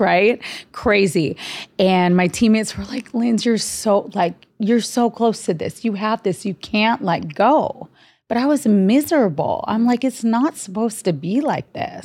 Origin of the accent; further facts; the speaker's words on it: Honolulu, Hawaii, United States; grew up, born and raised in Honolulu, Hawaii